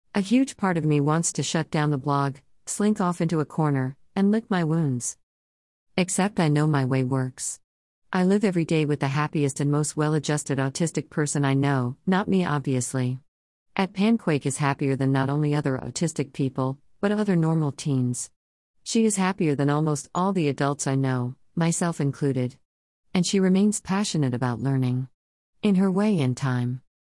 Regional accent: United States; moved away as an adult; now in United Kingdom; Being that American in the U K

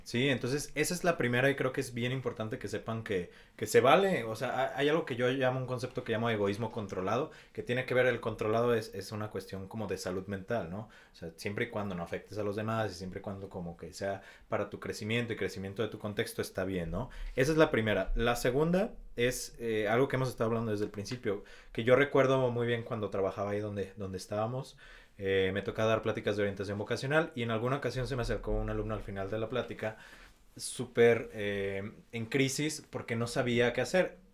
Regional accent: Mexico

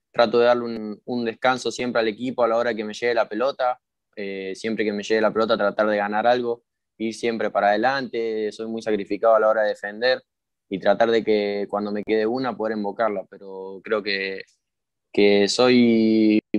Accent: Mexico; now in Argentina; yo, eh, ya me conocen como el mexicano, ya, me tienen así

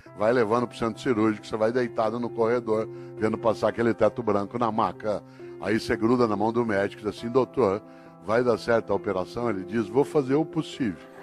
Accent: Brazil; eu sou brasileiro

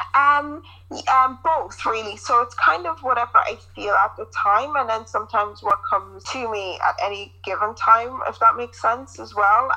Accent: Ireland; our experience and the culture here

